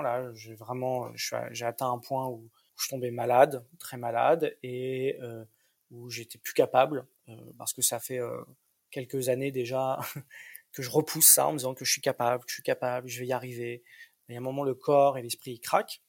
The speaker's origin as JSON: {"language": "French", "country": "France", "moved": "yes", "lives_now": "Berlin, Germany", "said": "je me sens berlinois, je me sens vivre à Berlin, même si sur les papiers on est on est on est on est français"}